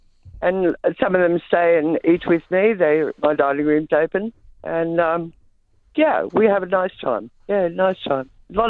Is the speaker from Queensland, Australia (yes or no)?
no; Lockhart, New South Wales, Australia; also born or lived in Northern Beaches, Sydney / Adelaide / Melbourne; now in Tenterfield, Australia; I was born in Lockhart, down on the Murray River.